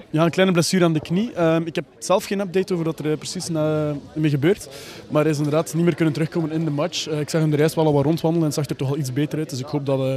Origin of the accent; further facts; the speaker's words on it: Aalter, Flanders, Belgium; accent: Ghent; moved away as an adult; now in Brussels, Belgium; ik ook van Oost-Vlaanderen afkomstig ben